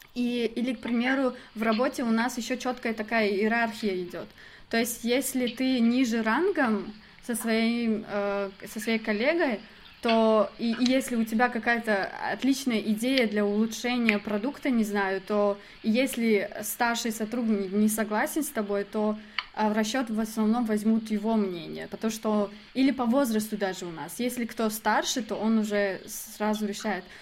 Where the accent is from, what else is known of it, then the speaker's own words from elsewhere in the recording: Dushanbe, Tajikistan; я из Душамбе